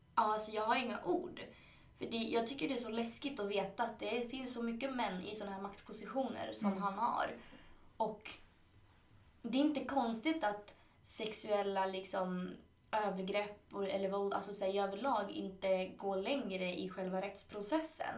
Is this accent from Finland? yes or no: no; Chile; now in Sweden; i Chile då som är mitt hemland